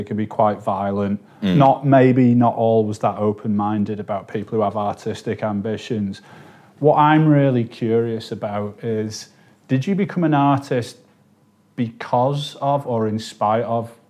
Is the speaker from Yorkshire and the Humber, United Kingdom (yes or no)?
no; St Helens, North West England, United Kingdom; Now, I'm from St. Helens.